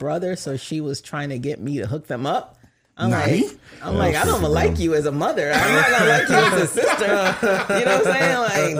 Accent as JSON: {"language": "English", "country": "Jamaica", "moved": "yes", "said": "people can't really believe when I say I'm from Jamaica because my speech"}